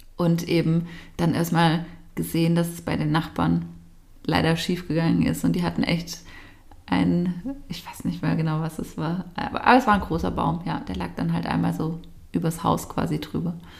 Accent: Nagold, Baden-Württemberg, Germany; sind wir aus Nagold, glaube ich, schon gar nicht mehr richtig rausgekommen

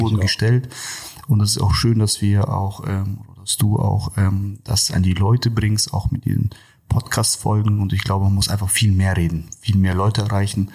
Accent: Kazakhstan; first language Russian; German is a second language; now in Germany; ich bin ja gebürtiger äh, Kasache oder Russe, wie man schon sagt. Und äh, zu Hause sprechen wir auch tatsächlich hauptsächlich nur Russisch.

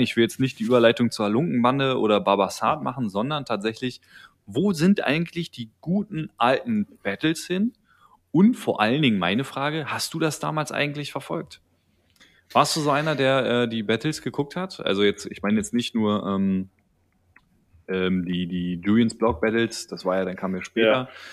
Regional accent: Berlin, Germany; ich als Berliner

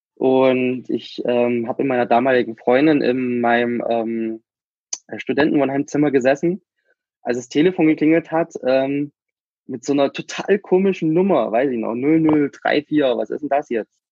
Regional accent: Germany; also born or lived in Cuba; ich bin ja nur noch Kuba geboren, meine Eltern haben sich getrennt, meine Mutter ist mit mir nach Deutschland zurück

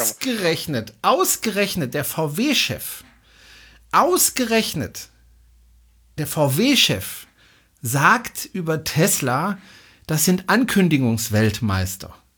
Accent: Baden-Württemberg, Germany; hier bei uns in Baden-Württemberg

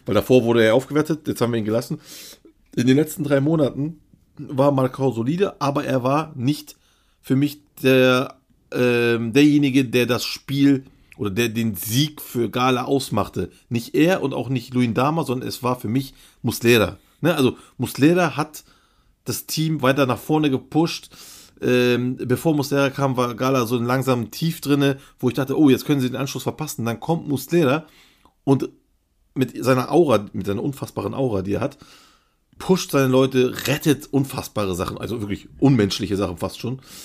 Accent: Turkey; bei uns in der Türkei

